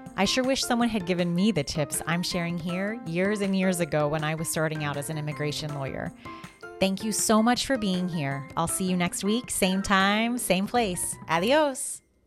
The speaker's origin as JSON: {"language": "English", "region": "Kansas", "country": "United States", "accent": "Kansas", "said": "My Kansas accent comes through."}